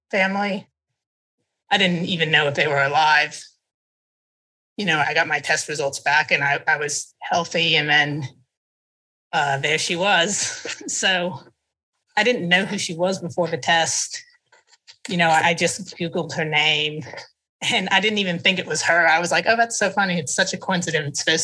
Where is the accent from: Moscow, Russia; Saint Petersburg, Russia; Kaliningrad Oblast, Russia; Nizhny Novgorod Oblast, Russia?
Nizhny Novgorod Oblast, Russia; Nizhny Novgorod; born there; I was born in Nizhny Novgorod in 1999 under the name that you know that I was given.